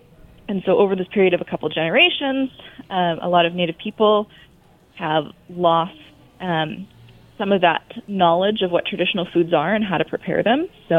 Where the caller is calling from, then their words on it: Kalispell, Montana, United States; I'm calling in from Kalispell, Montana.